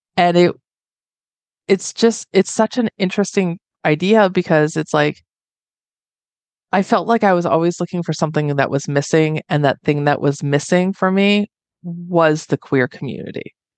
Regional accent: Northwest Indiana, United States; moved away as an adult; now in Reno, United States; I was born and raised in Northwest Indiana

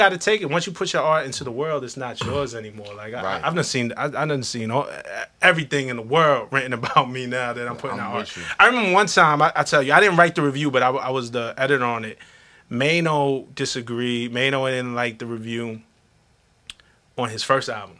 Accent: New York City, New York, United States; I come from Flatbush, Brooklyn.

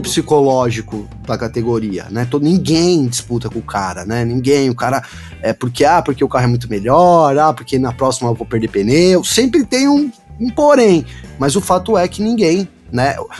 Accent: São Bernardo do Campo, São Paulo, Brazil; Eu, eu sou de São Bernardo

